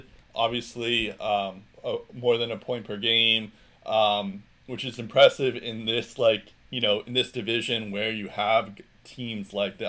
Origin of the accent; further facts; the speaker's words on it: United States; I'm the American here.